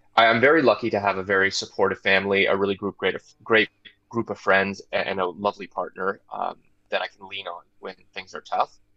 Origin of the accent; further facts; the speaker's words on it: Toronto, Ontario, Canada; I grew up in Scarborough, Ontario, which is a suburb of Toronto